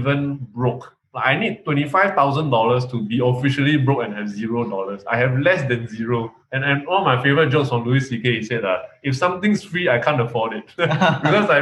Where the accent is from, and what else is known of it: Malaysia; born or raised there; accent: Malaysian; moved away as an adult; now in Singapore